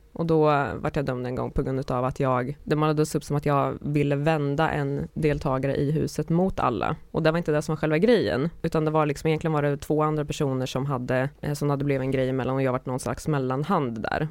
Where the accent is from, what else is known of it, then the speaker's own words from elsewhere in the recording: Karlskoga, Örebro County, Sweden; moved away; jag var på besök hemma i min hemstad